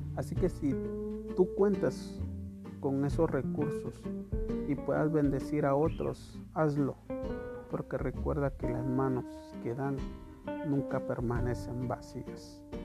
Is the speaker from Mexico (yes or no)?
no; Guatemala; como guatemaltecos